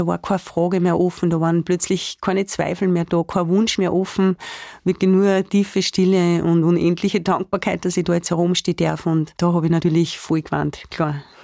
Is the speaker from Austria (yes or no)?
yes; Spital am Pyhrn, Upper Austria, Austria; now in Attersee, Austria; Spital am Büren, das ist so meine Heimatgemeinde, wo ich auch aufgewachsen bin